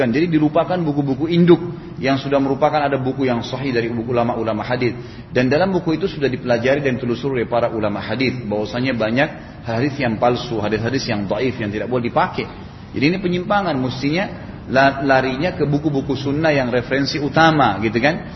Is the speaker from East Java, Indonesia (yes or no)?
no; Makassar, South Sulawesi, Indonesia; Saya katakan saya juga dari Makassar dan dipanggil ceramah gitu.